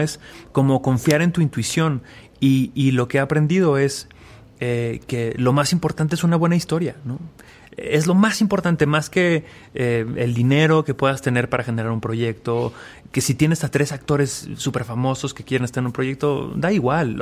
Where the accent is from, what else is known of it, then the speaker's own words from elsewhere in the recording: Aguascalientes, Mexico; moved away; yo soy de Aguascalientes, vengo de una familia de doctores